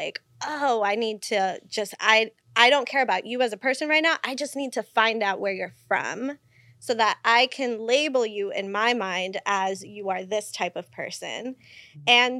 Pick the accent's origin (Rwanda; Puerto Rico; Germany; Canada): Puerto Rico; And so we start going down the rabbit hole of where I'm from and, you know, Puerto Rico